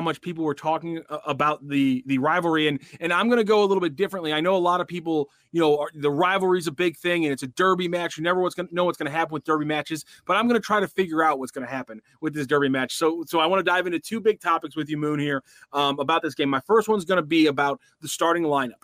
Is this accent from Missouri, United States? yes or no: yes; St. Louis, Missouri, United States; also born or lived in Columbia, Missouri; when I grew up in St. Louis